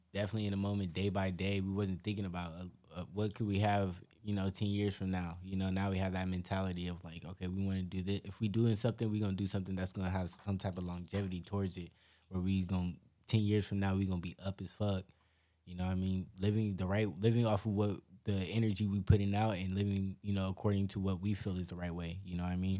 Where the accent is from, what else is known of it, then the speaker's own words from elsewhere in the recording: Long Beach, California, United States; we were always hung around the same circle growing up in Long Beach